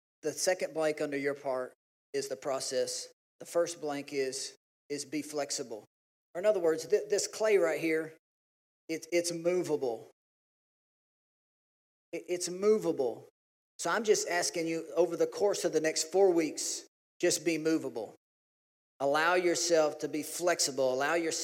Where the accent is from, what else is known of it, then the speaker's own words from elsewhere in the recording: Louisiana, United States; we're from Louisiana